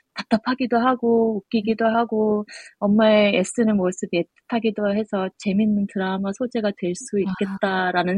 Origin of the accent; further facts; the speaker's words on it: Australia; also born or lived in South Korea; 호주에서는 네. 처음 제사를 지내다 보니